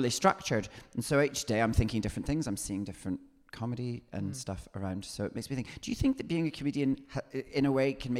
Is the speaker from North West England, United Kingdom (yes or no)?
no; Scotland, United Kingdom; now in London, United Kingdom; I'm from here